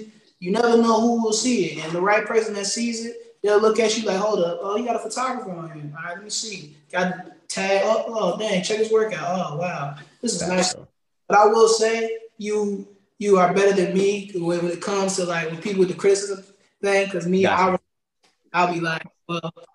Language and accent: English; Prince Edward County, Virginia, United States; a middle school teacher in my hometown at Prince Edward County High School